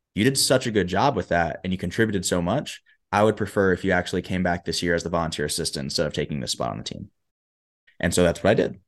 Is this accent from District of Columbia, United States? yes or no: no; Huntsville, Alabama, United States; moved away as an adult; also born or lived in Michigan; I was born and raised in Huntsville, Alabama